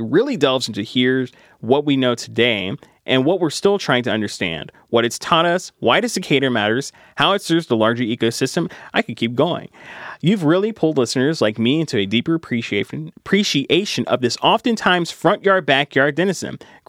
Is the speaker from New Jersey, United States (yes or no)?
no; West Kentucky, United States; moved away as an adult; growing up in West Kentucky